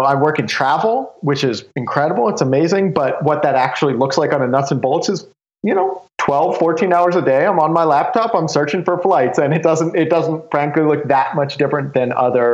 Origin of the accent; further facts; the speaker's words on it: Southwest Ohio, United States; I grew up in Southwest Ohio, just a small little community out there, 3,000 people.